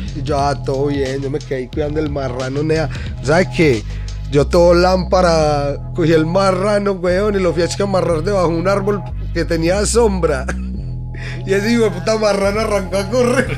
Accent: Medellín, Antioquia, Colombia; soy paisa, paisa, parce. Yo nací en Medellín

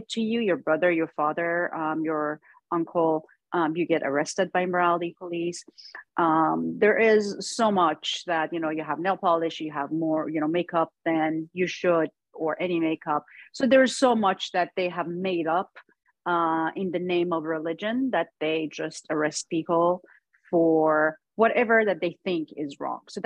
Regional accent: Iran; moved away as an adult; now in Los Angeles, United States; growing up in Iran

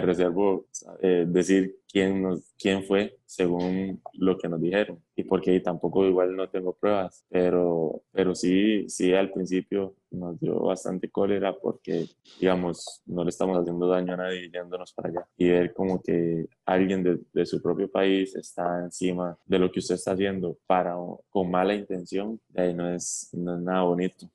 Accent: Costa Rica; nosotros como ticos

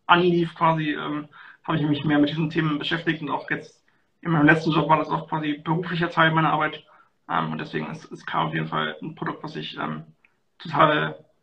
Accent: North Rhine-Westphalia, Germany; ich komme hier aus der Nähe von Köln

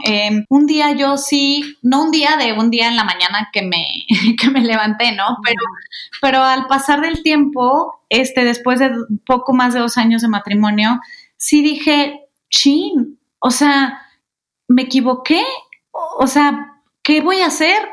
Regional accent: Guadalajara, Jalisco, Mexico; moved away as an adult; now in Mexico City, Mexico; nací ahí, crecí ahí, me encantó vivir en Guadalajara

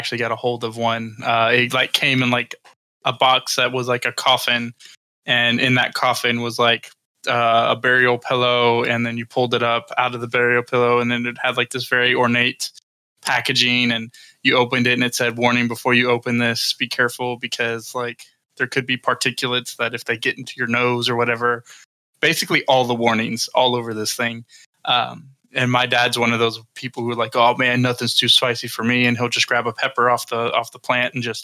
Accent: Texas, United States; I'm from Texas, so spice is sort of, you know, it's a big deal here

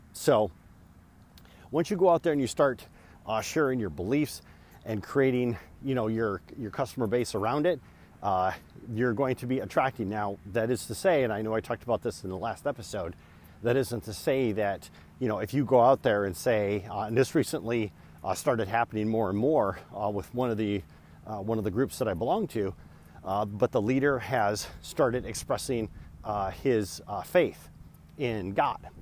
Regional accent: Michigan, United States; I am from Michigan

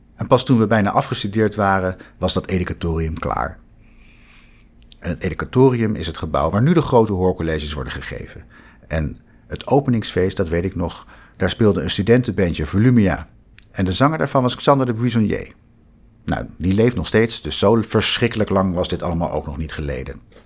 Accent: The Hague, South Holland, Netherlands; moved away as an adult; also born or lived in Utrecht; Ik ben geboren en getogen in Den Haag

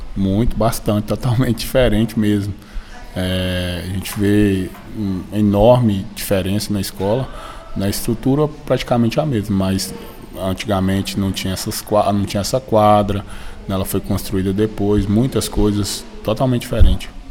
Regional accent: Paracatu, Minas Gerais, Brazil; sou aqui do bairro Paracatuzinho, nascido e criado aqui.

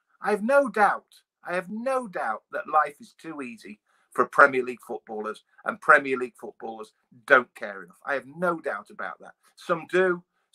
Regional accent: East Midlands, United Kingdom; I grew up in the East Midlands.

